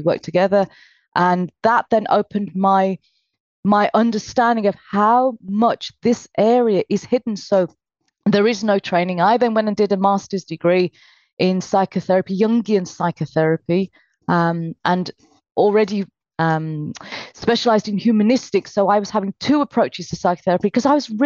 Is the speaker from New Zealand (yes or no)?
no; United Kingdom; I was born in Britain, although my parents were from Calcutta.